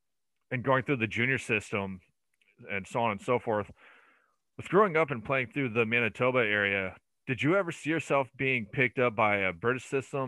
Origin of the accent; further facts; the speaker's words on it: along the St. Lawrence River, 90 miles south of Montreal, New York, United States; I grew up along the U.S.-Canadian border myself, along the St. Lawrence River, but on the eastern side.